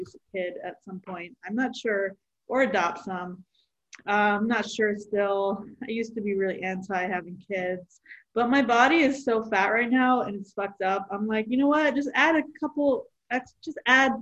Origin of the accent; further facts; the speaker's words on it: Delaware, United States; I am a comic from Delaware